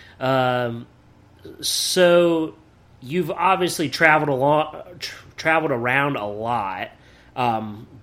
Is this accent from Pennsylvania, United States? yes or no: yes; Williamsport, Pennsylvania, United States; also born or lived in Wisconsin; now in Delaware, United States; I'm originally from Pennsylvania. I'm from Williamsport